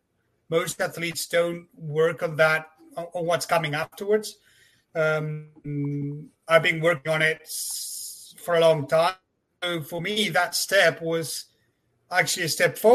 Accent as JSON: {"language": "English", "country": "Argentina", "moved": "as an adult", "lives_now": "France", "said": "I'm from Argentina myself"}